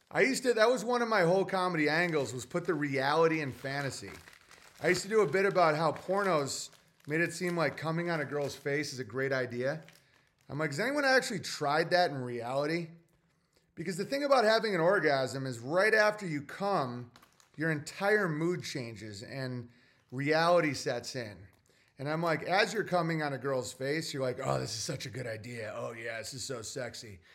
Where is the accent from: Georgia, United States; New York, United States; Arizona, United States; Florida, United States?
New York, United States; Oswego; I'm from Oswego, New York. Yeah, like, the townies are like animals, and that's my upbringing